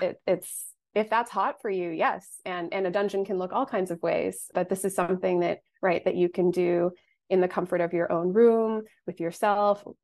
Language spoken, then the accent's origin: English; United States; growing up in the United States